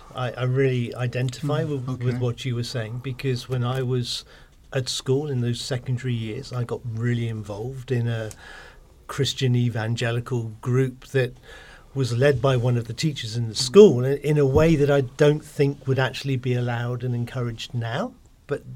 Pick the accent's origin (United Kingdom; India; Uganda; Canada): United Kingdom; Cornwall, South West England; I grew up down in Cornwall